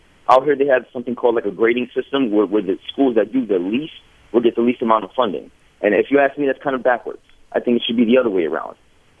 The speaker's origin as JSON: {"language": "English", "town": "Bridgeport", "region": "Connecticut", "country": "United States", "tie": "born or raised there", "moved": "yes", "lives_now": "Orlando, United States", "said": "I'm born and raised in Bridgeport, Connecticut. I'm a northerner. I'm down here in Orlando right now."}